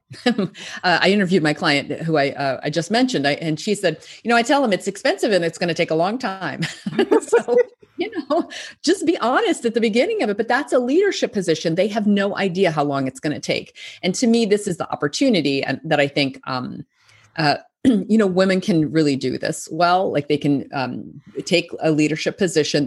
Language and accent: English; Arkansas, United States; moved away as an adult; also born or lived in New York; I'm from Arkansas, which is kind of a small rural state in the United States. Uh, I grew up there